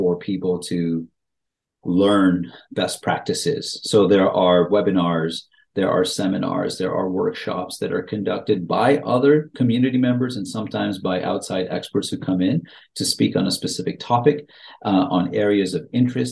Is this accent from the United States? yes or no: no; York Region, Ontario, Canada; now in Richmond Hill, Canada; I grew up outside of Richmond Hill, just in a neighboring city. So York Region has been home to me for a very, very long time